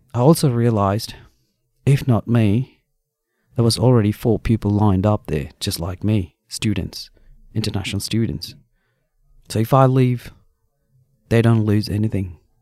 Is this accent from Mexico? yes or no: no; India; moved away as an adult; now in Australia; I came from India, from a common family.